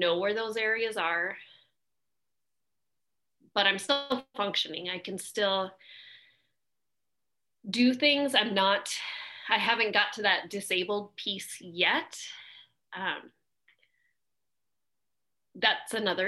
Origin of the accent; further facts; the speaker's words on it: Alaska, United States; I've born and raised in Alaska